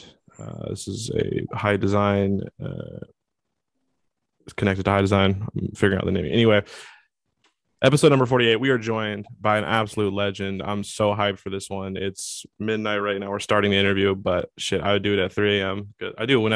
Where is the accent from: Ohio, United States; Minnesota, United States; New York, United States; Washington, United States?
Washington, United States; I still stick up for my home state of Washington State